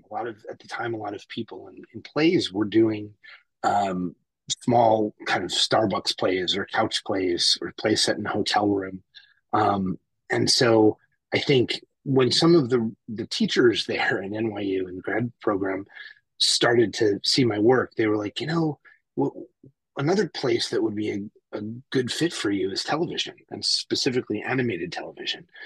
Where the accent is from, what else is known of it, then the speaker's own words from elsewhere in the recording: New Jersey, United States; also born or lived in New York City; Uh, I grew up in Jersey and New York City with a, a little bit of time in Boston and North Carolina, uh, but mostly on the East Coast and in the tri state area up here um, where I still live.